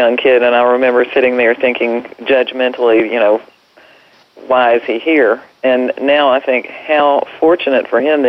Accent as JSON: {"language": "English", "region": "North Carolina", "country": "United States", "said": "You know, I'm from North Carolina."}